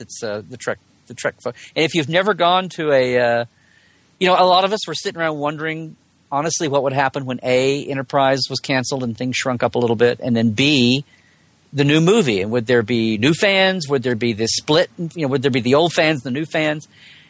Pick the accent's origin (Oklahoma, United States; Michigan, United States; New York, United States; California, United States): Oklahoma, United States; Oklahoma City; my hometown convention, SoonerCon in Oklahoma City